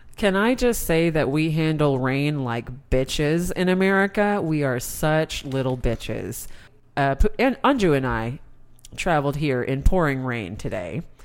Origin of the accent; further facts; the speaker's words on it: United States; my being an American